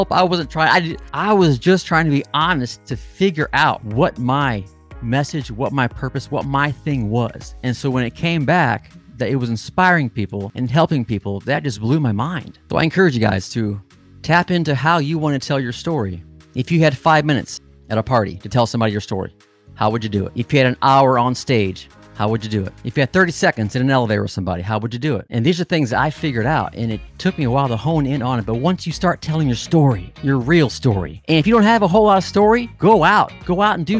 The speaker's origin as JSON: {"language": "English", "region": "Midwest", "country": "United States", "tie": "born or raised there", "said": "growing up in the Midwest"}